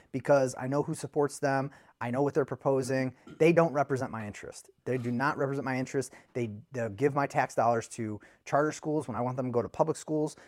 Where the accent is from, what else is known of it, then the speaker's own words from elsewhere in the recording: United States; I'm an American